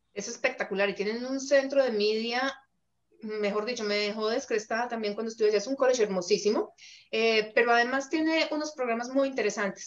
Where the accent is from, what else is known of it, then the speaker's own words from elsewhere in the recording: Colombia; now in Canada; en Colombia decimos a tiro de piedra